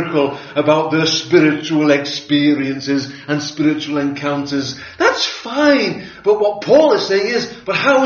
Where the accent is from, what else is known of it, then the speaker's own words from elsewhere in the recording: Liverpool, North West England, United Kingdom; Growing up in Liverpool